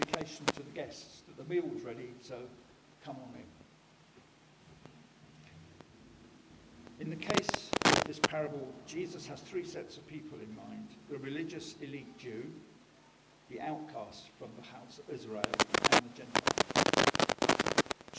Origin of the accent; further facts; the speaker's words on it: United Kingdom; we're British